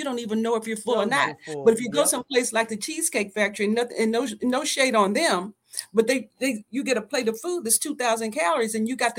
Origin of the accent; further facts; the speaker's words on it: the South, United States; I'm from the South. I grew up on the farm.